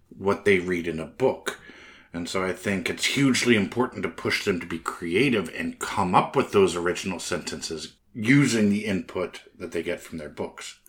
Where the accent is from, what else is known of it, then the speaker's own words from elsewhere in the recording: United States; I'm American